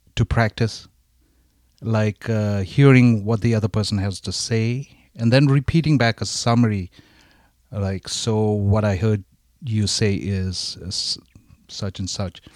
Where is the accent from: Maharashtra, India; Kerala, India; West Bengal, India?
West Bengal, India; Darjeeling; growing up in Darjeeling, India, uh, in an Asian family